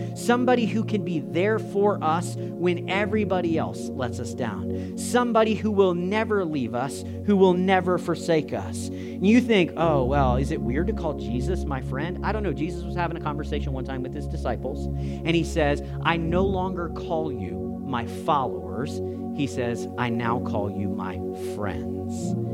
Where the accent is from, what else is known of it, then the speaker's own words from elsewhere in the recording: Canada; We're Canadian